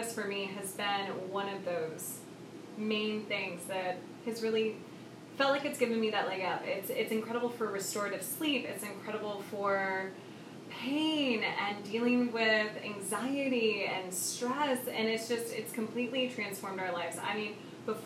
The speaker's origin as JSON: {"language": "English", "region": "Oklahoma", "country": "United States", "tie": "born or raised there", "said": "I grew up in Oklahoma"}